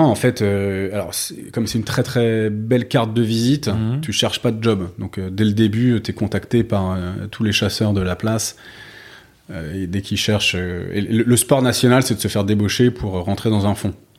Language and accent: French; Paris, Île-de-France, France; also born or lived in London / Bordeaux / Malaysia / New York; je suis né à Londres, mais ensuite j'ai grandi euh, Bordeaux au tout début, puis Paris essentiellement